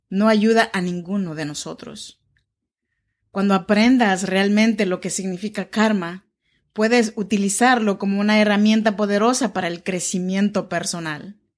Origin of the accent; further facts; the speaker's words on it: Oaxaca, Mexico; now in Sacramento, United States; te saludo desde Sacramento, California. Yo soy oaxaqueña mexicana de la región chinanteca y vivo en Sacramento, California, desde hace ya más de 10 años.